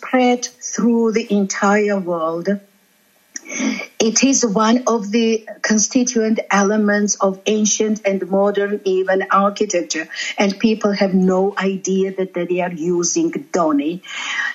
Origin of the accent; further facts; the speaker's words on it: Georgia; first language Georgian; English is a second language; I am from Georgia.